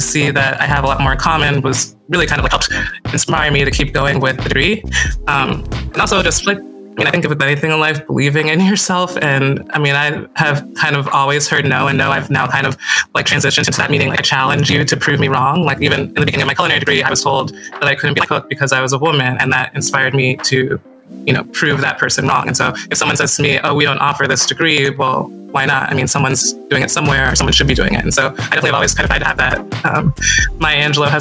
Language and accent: English; Northeast, United States; I grew up in the Northeast and like I said, to African parents